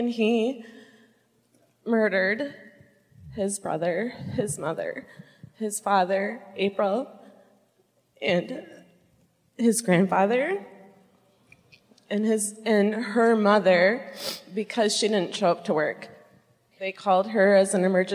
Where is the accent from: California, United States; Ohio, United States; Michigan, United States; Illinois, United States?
Michigan, United States; Muskegon; I'm from the West Side in Muskegon